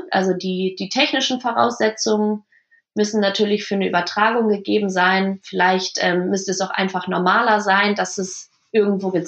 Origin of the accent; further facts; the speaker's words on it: Germany; jetzt spielt die deutsche Frauennationalmannschaft. Ähm, das ist, das ist mein Land, das ist mein, meine Heimat.